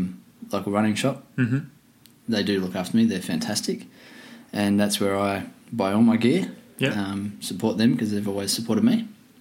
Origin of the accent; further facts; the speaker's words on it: Bangor, Australia; from Bangor.